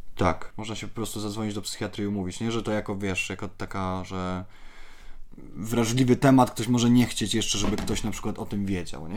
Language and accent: Polish; Poland; ja jestem z małego miasteczka